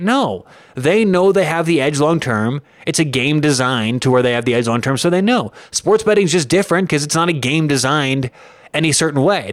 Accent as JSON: {"language": "English", "town": "Denver", "region": "Colorado", "country": "United States", "said": "I am from Denver, Colorado"}